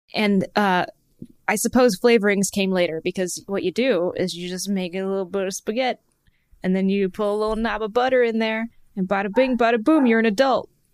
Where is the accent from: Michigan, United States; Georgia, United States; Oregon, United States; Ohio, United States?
Michigan, United States; growing up in Michigan, when I was a kid